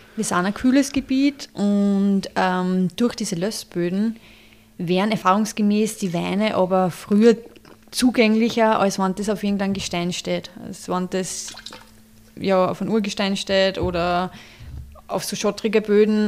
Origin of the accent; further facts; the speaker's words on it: Traismauer, Lower Austria, Austria; unser Betrieb ist da in Wagram ob der Dreisen, Gemeinde Dresmauer ähm, im Dreisental